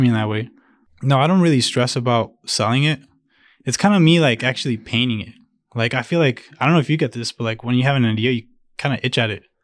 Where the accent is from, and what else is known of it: Chicago, Illinois, United States; born or raised there; first language Spanish; English is a second language; also born or lived in Jalisco, Mexico